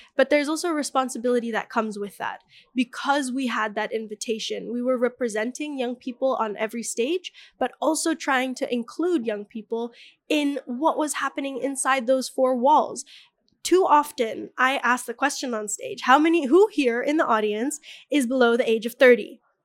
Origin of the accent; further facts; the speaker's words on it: Bali, Indonesia; the way that I was raised in Bali